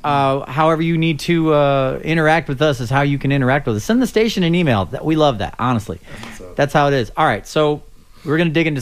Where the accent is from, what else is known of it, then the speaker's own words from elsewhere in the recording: St. Louis, Missouri, United States; I grew up in St. Louis